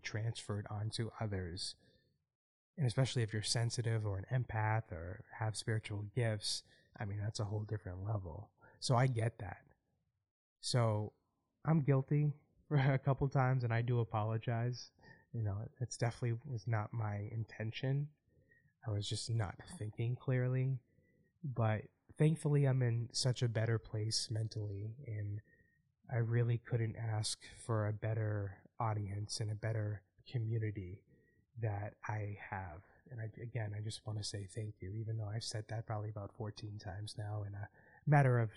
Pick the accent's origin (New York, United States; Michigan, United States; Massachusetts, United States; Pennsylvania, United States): Massachusetts, United States; Boston; my hometown